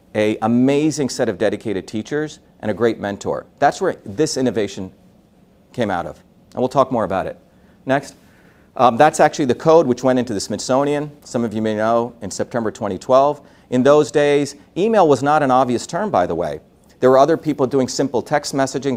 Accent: Mumbai, Maharashtra, India; moved away; I was born in India in a city called Bombay. Uh, Bombay, if, if America is a melting pot, Bombay is an industrial furnace. Meaning I grew up with people with all different castes

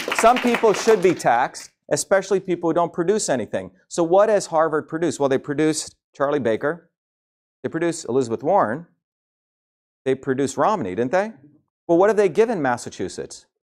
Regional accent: India; moved away; I grew up in India.

